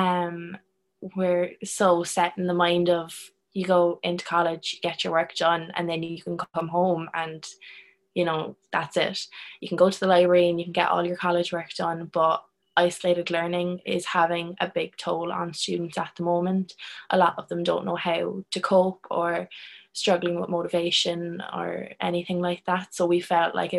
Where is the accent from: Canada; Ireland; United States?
Ireland; Cork, Munster; I'm third year social science from Cork